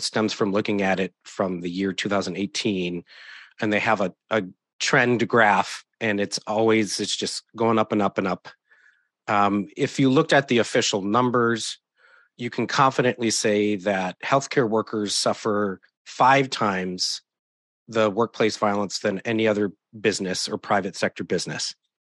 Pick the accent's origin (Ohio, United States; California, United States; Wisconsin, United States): Wisconsin, United States; now in Oregon, United States; I was born and raised in Wisconsin. So Southeast Wisconsin, not far from Milwaukee.